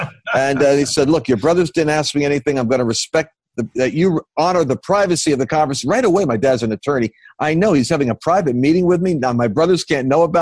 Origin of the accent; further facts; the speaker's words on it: Oyster Bay, New York, United States; accent: New Yorker; I grew up born in Oyster Bay, Long Island. So I'm New Yorker by accent if I'm under pressure